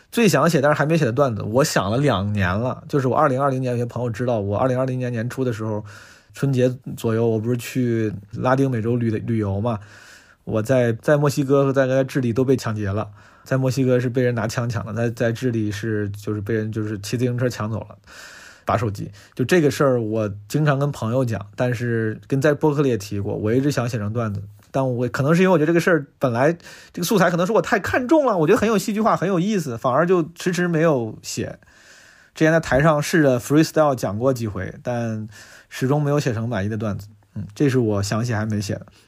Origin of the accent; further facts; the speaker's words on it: Zhengzhou, Henan, China; now in Beijing, China; 作为一个土生土长的河南郑州人